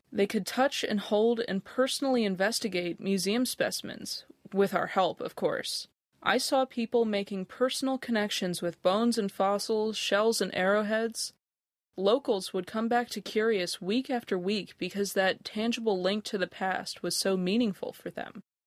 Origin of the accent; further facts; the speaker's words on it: United States; moved away as an adult; also born or lived in Otago, New Zealand; now in Dunedin, New Zealand; I grew up just outside Washington, D.C.